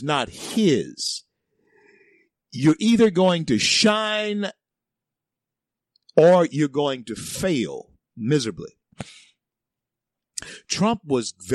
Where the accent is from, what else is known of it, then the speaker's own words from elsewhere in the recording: the South, United States; It's in the South, and I'm a Southerner